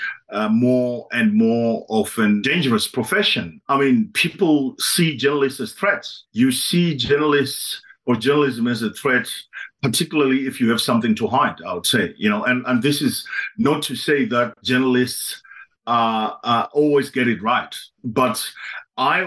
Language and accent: English; Zimbabwe; now in Netherlands; I was born in Zimbabwe